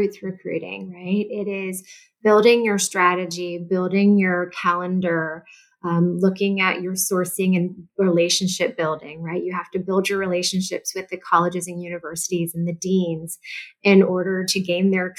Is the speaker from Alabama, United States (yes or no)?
no; St. Louis, Missouri, United States; I did move home to St. Louis, Missouri. I'm originally from St. Louis.